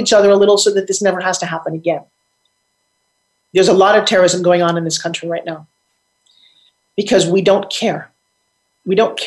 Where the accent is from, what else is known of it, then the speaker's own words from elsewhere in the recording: Long Island, New York, United States; I'm from Long Island, New York, and I used to go to the South Jersey shore all the time